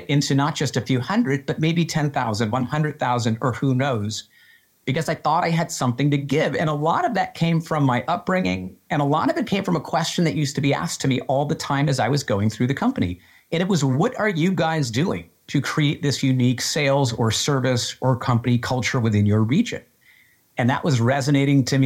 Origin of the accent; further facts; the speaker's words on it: Western Massachusetts, United States; I grew up in Western Massachusetts.